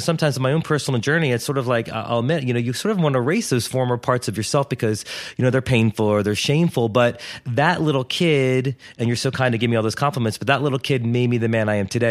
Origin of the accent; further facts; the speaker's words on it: Wilmington, Delaware, United States; moved away as an adult; I grew up in Wilmington, Delaware